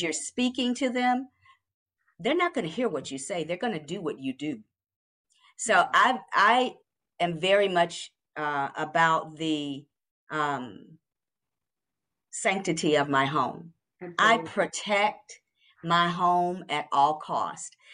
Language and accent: English; Kentucky, United States; now in Atlanta, United States; I am from Kentucky